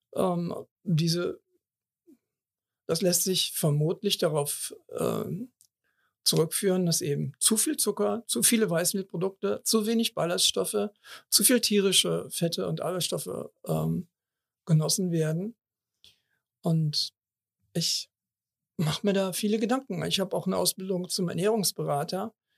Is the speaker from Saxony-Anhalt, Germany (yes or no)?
no; Cologne, North Rhine-Westphalia, Germany; ich bin in Kalk geboren, 58 Jahre habe ich die Kirmes in Anführungsstrichen ähm, mitgemacht